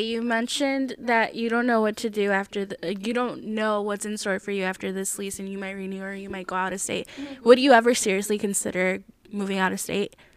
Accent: Midwest, United States; what possessed our family to come to the Midwest

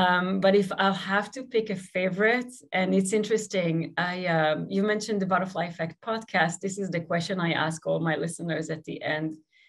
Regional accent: Israel; now in United States; I grew up in Israel

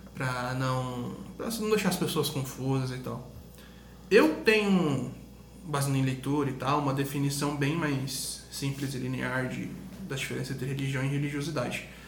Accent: Brazil; a gente é português, a gente é brasileiro

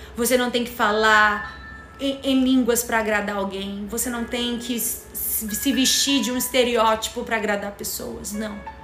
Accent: Rio de Janeiro, Brazil; a gente é daqui do Rio de Janeiro

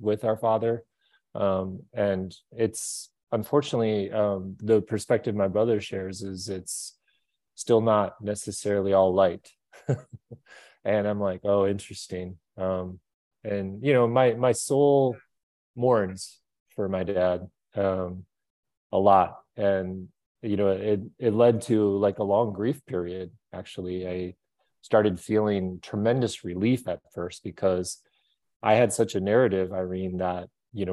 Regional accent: Minneapolis, Minnesota, United States; I grew up in Minneapolis, Minnesota

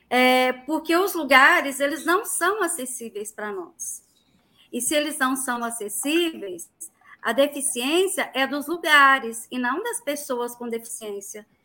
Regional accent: Catalão, Goiás, Brazil; sou de Catalão, Goiás, né, centro-oeste de, de, do estado de Goiás

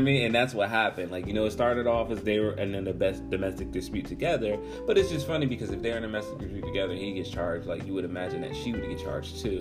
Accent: United States; I can be from America

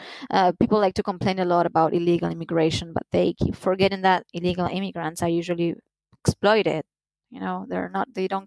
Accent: Argentina

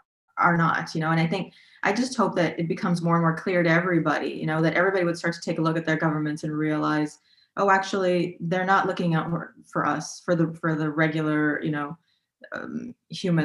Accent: United States; moved away as an adult; now in Berlin, Germany

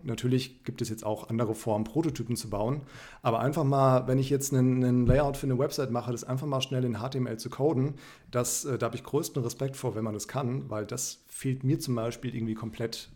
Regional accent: Frankfurt, Hesse, Germany; moved away; ich komme ursprünglich aus Frankfurt

